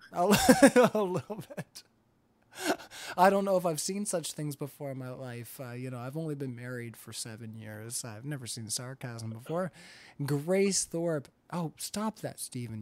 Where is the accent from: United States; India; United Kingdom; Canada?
Canada; I'm Canadian.